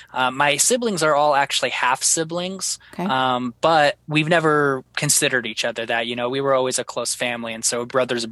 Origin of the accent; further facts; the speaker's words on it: Tacoma, Washington, United States; But myself, I grew up in Tacoma, Washington on the Puyallup Reservation. And it was kind of, it was an urban area. So it wasn't just like a rural reservation like most are.